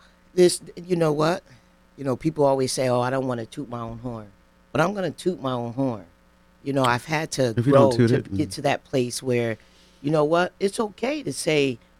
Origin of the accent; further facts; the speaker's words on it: New Haven, Connecticut, United States; I grew up right here. I'm a New Haven native.